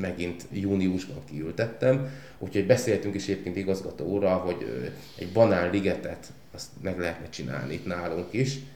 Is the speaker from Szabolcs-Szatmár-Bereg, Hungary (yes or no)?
yes; Tornyospálca, Szabolcs-Szatmár-Bereg, Hungary; moved away as an adult; also born or lived in Pécs / Gödöllő; én a gyümölcskertészetben nőttem fel otthon Szabolcsba